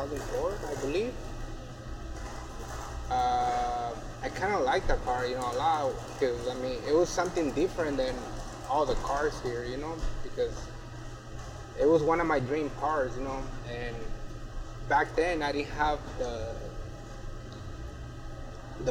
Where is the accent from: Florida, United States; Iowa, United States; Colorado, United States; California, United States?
California, United States; Anaheim; also born or lived in Jalisco, Mexico; I'm from Mexico, Jalisco, but I've been living here since when I was 9 years old. And so I basically grew up here